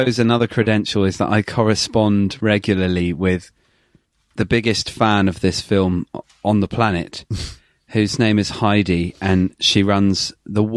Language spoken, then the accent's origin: English; England, United Kingdom; As an Englishman